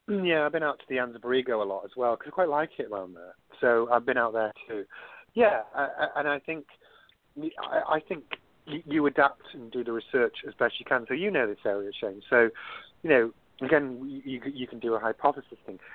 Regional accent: United Kingdom; moved away as an adult; now in San Diego, United States

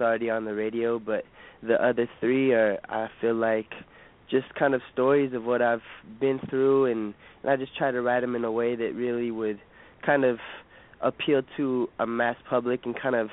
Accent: Bay Area, California, United States; I'm from the Bay Area, so I got to go for the San Francisco Giants

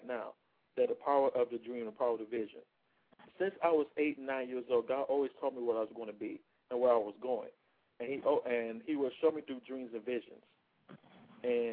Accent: Detroit, Michigan, United States; moved away; also born or lived in Atlanta, Georgia; I was born and raised in Detroit, Michigan.

